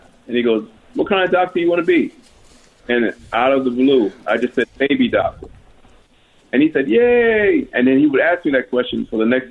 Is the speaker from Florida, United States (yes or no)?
no; New York City, New York, United States; also born or lived in Harlem, New York City / Laurelton, Queens; now in Atlanta, United States; I was born in Harlem, New York City, and I lived in Harlem until I was about 9 and a half, then we moved to Laurel, Queens